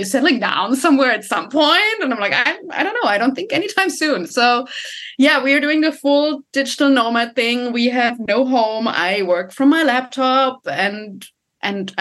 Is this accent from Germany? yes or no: yes; Germany; moved away as an adult; also born or lived in Sydney, Australia / Sweden; I'm originally from Germany.